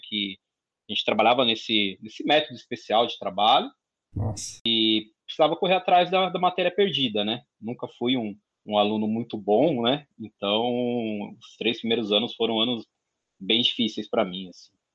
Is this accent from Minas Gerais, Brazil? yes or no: no; São Paulo, Brazil; sou natural de São Paulo, capital, nasci na saúde, morei na saúde até os três anos de idade